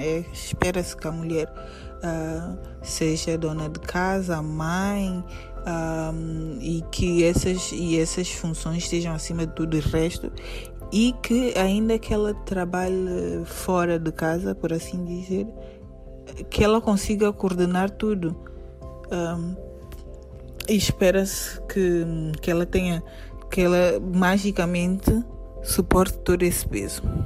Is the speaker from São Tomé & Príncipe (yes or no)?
yes; São Tomé & Príncipe; tenho 36 anos e sou de São Tomé e Príncipe